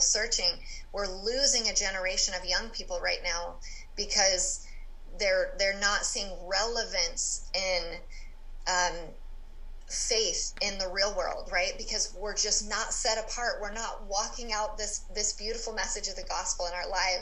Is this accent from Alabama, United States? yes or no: no; California, United States; I grew up in California